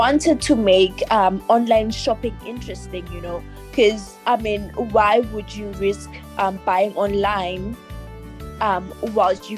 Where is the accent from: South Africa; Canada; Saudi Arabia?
South Africa; Richards Bay, KwaZulu-Natal; I am from Zululand, KwaZulu-Natal